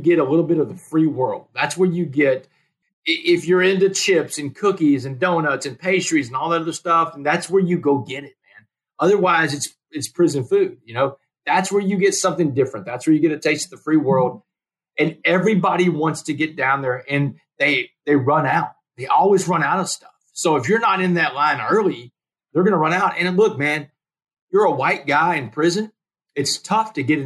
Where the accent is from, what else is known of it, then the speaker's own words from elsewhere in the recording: Port Arthur, Texas, United States; I'm in prison in Beaumont. I grew up in Port Arthur, neighboring towns